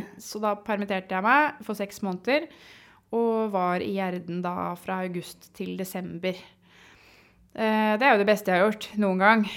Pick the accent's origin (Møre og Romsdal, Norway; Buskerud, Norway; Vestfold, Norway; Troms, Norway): Vestfold, Norway; Sandefjord; jeg er jo eh, teknisk sett født og oppvokst i Sandefjord